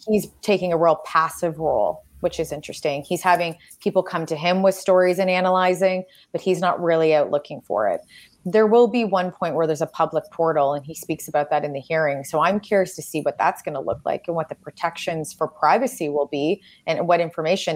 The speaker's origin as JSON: {"language": "English", "country": "Canada", "said": "I am Canadian"}